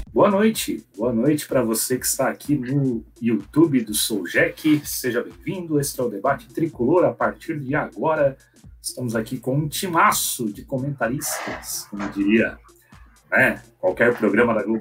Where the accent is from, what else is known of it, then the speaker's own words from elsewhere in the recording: São Paulo, Brazil; born there; Eu sou de coração porque nasci em São Paulo, mas de pai e mãe joinvilense